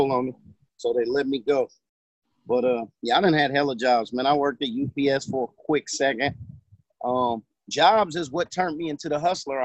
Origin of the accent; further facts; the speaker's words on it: Oakland, California, United States; I grew up in Oakland in the early 80s